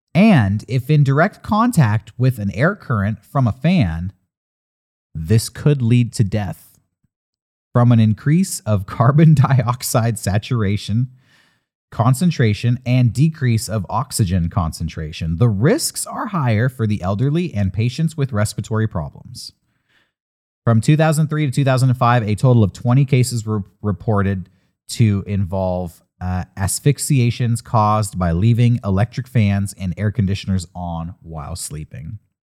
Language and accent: English; Southern California, United States; Growing up in Southern California